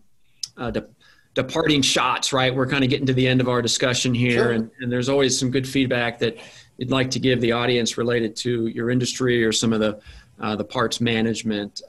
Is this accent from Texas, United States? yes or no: no; Wichita, Kansas, United States; I grew up in Wichita, Kansas